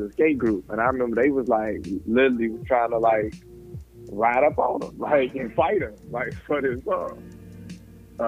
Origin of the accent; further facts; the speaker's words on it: Chicago, Illinois, United States; I'm from Chicago, like outside flipping on mattresses